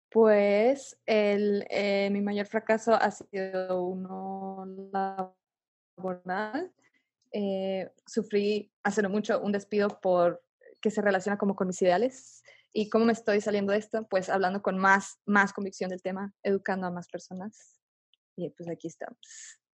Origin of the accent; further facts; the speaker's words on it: Mexico; nosotros como mexicanas y mexicanos